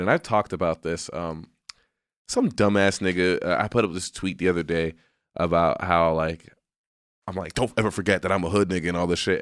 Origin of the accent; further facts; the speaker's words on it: Southwest, United States; moved away; also born or lived in West Coast; I grew up in the Southwest